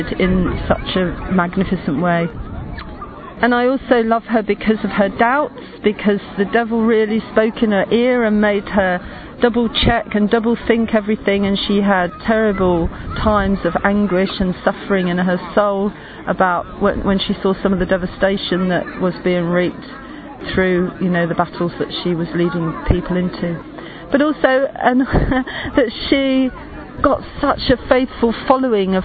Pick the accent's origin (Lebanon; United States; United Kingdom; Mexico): United Kingdom; England; I'm from England